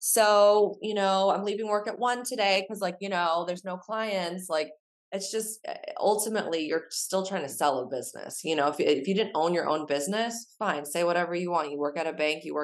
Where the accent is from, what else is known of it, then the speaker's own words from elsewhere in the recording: San Diego, California, United States; also born or lived in Chicago; I'm from San Diego and my dad owned a PR firm growing up